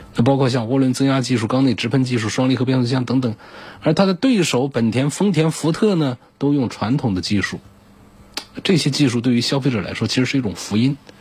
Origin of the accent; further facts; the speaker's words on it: China; 超乎我们中国人的想象的